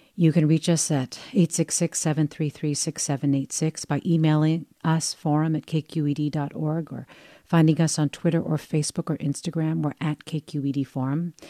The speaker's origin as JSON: {"language": "English", "region": "Southern California", "country": "United States", "tie": "born or raised there", "moved": "yes", "said": "growing up in Southern California"}